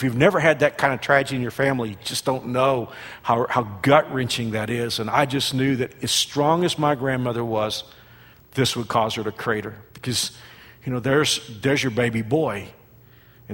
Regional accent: Fort Worth, Texas, United States; also born or lived in Burnet, Texas; who also lived in Fort Worth, my hometown

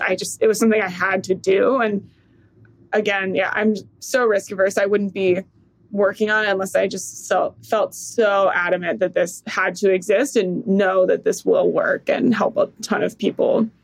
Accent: San Diego, California, United States; moved away; also born or lived in Georgia; I grew up in San Diego

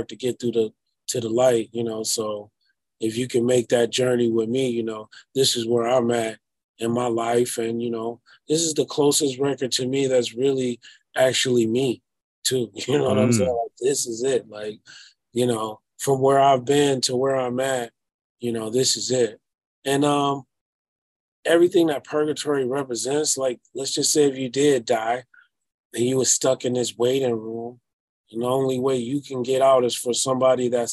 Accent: Detroit, Michigan, United States; I am from Detroit

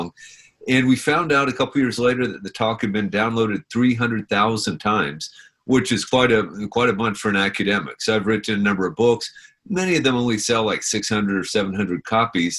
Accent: Washington, District of Columbia, United States; I grew up in the Washington, D.C. area

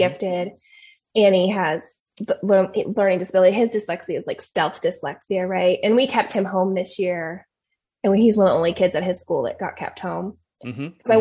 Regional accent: the Northwest, Pacific Northwest, United States; I'm from the Northwest, so we tend to be more, I think, communal and conservative

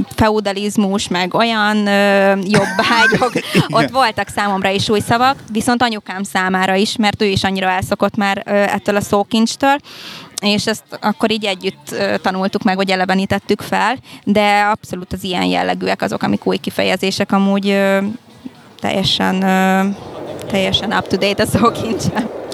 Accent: Hungary; first language Hungarian, Spanish; also born or lived in Cuba; én félig kubai vagyok, az anyukám kubai, az apukám magyar. Én itt születtem már Magyarországon

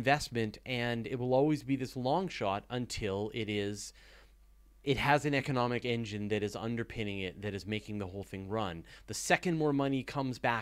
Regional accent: Canada; I'm a Canadian

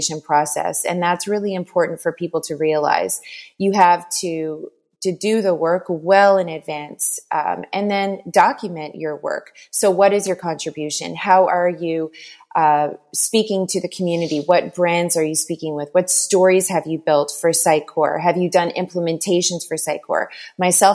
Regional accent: Newfoundland and Labrador, Canada; now in Montreal, Canada; I am originally from Newfoundland, Canada, but I've lived long enough in Montreal, Quebec, to say that I'm just about a Quebecer, so about 19 years in Quebec.

